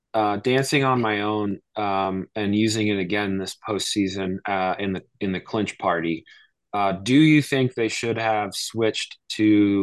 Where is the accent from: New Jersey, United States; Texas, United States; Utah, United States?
New Jersey, United States; I grew up in South Jersey